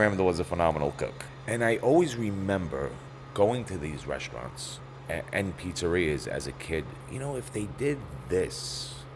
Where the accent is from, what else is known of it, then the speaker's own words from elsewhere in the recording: New York City, New York, United States; I've lived here my whole life. Mom and Dad were both born here. I've been living here for 52 years